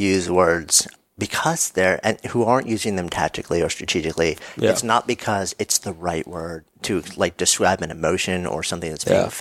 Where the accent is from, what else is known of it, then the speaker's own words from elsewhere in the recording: New York, United States; I'm a New Yorker.